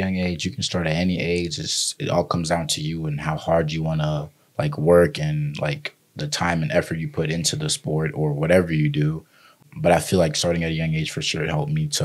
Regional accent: Raleigh, North Carolina, United States; also born or lived in Liberia; I come from Liberia, and I moved to the U.S. when I was 4 years old, and moving into Raleigh, North Carolina

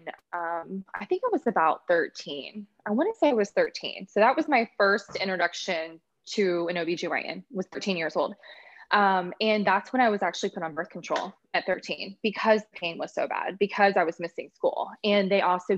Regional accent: Orlando, Florida, United States; I'm from the Orlando, Florida area

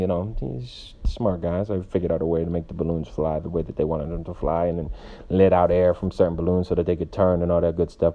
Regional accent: Stamford, Connecticut, United States; now in Los Angeles, United States; I'm from Stamford, Connecticut. I currently reside in Los Angeles, Hollywood

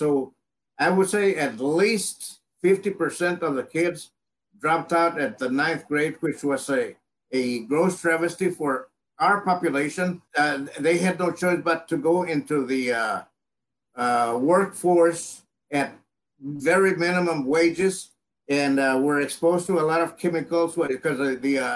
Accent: La Villa, Texas, United States; also born or lived in Edcouch, Texas; I was born in Edcash, Texas, down in the Rio Grande Valley. I grew up in La Villa, which is a small town

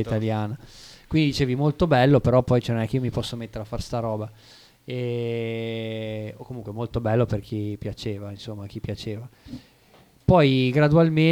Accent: Savona, Liguria, Italy; moved away as an adult; now in Bologna, Italy; abito a Bologna dal 2015, però sono di origini savonesi e ho abitato lì fino al, eh, fino al 2015

